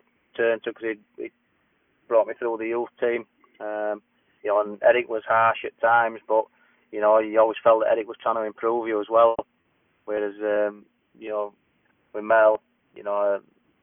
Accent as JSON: {"language": "English", "town": "Barnsley", "region": "Yorkshire and the Humber", "country": "United Kingdom", "tie": "born or raised there", "said": "I grew up in Barnsley."}